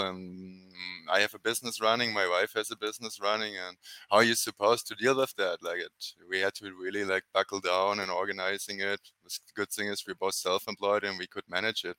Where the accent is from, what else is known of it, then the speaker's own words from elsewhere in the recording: Germany; English is a second language; moved away as an adult; also born or lived in New Zealand; now in Paraguay; I grew up in Germany, 2007